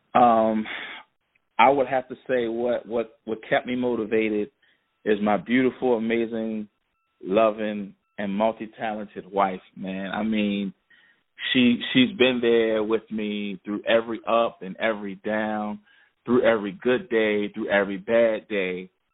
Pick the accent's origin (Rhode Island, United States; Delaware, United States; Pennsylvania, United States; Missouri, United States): Pennsylvania, United States; Philadelphia; now in Baltimore, United States; I'm originally from Philadelphia. I was born in Philadelphia. Then I, I moved to Baltimore um, years ago, and I've been in Baltimore ever since.